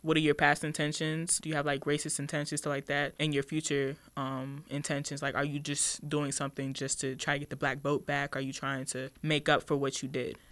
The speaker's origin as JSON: {"language": "English", "town": "Woodbridge", "region": "Virginia", "country": "United States", "tie": "born or raised there", "said": "I am from Woodbridge, Virginia"}